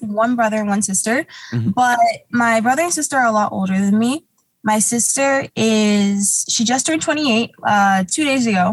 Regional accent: Huntington Beach, California, United States; also born or lived in Garden Grove / Anaheim; I kind of moved around as a kid. I grew up in like Huntington Beach, but then unfortunately, like my family, we lost our house and stuff a lot when I was a kid

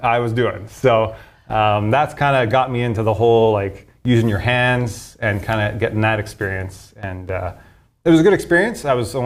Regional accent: Sherwood Park, Alberta, Canada; also born or lived in Edmonton; I was born here in Edmonton. Lived in Edmonton for the first 4 or 5 years. Then I moved to Sher Park, kind of the outskirts of Edmonton there

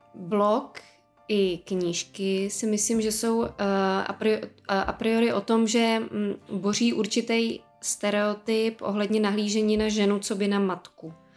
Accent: Czechia; my i jako Češi

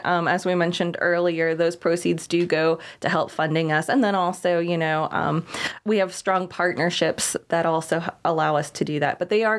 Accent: Pittsburgh, Pennsylvania, United States; moved away as an adult; also born or lived in South Carolina; I'm from the Pittsburgh area.

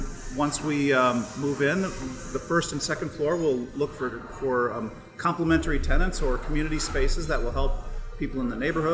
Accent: Dubuque, Iowa, United States; now in Dubuque, United States; I grew up in Dubuque and moved away.

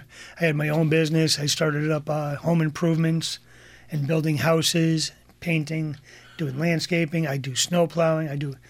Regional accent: Columbia, Connecticut, United States; Yes. For all my life, I've been on Columbia Lake. From one side of the lake, now I moved to the other side of the lake.

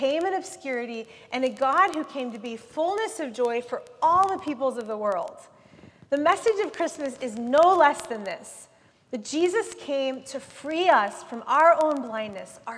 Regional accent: United States; as an American and as a white upper class person

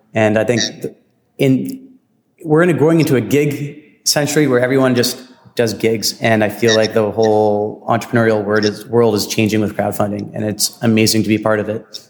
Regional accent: Vancouver, British Columbia, Canada; from Vancouver, BC. I like to think we don't have as a strong accent as our friends out in the East. Yeah, we are definitely Canadian

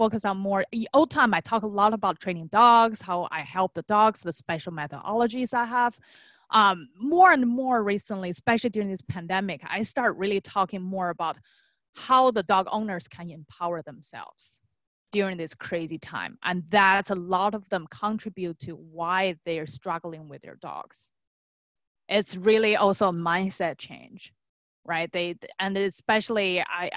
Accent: China; moved away; I was born and raised in China

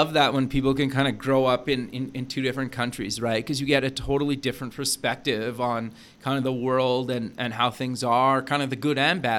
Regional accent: Canada; I was born and raised in Canada

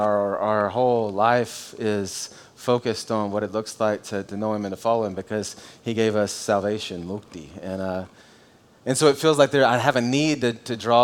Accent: United States; I'm an American if I say I'm a Christian

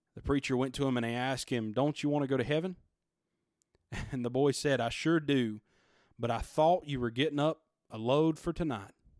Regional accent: United States; we, as American citizens

